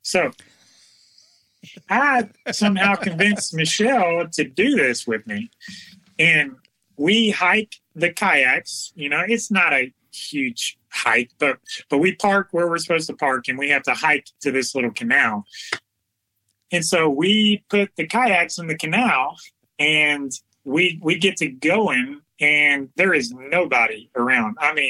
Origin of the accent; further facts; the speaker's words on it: Alabama, United States; We came from South Alabama where there is alligators everywhere